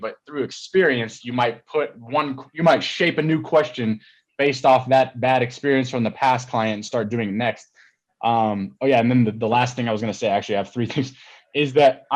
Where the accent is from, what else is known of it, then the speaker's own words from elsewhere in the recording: Colorado, United States; moved away; also born or lived in Atlanta, Georgia, United States; I was born there, not this one, but the other one. And then we moved to Colorado when I was younger, but like, I was born in Atlanta